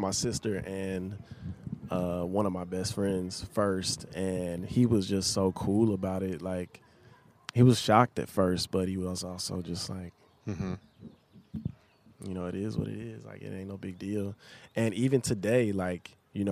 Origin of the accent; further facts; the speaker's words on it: the South, United States; growing up in the South